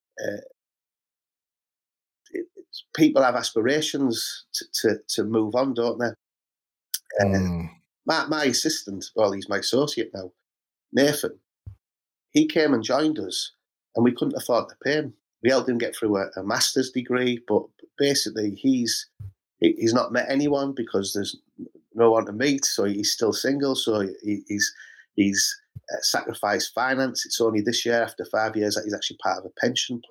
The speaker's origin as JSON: {"language": "English", "town": "Middlesbrough", "region": "North East England", "country": "United Kingdom", "tie": "born or raised there", "said": "I grew up in Middlesbrough. My whole life I spent trying to get out of Middlesbrough."}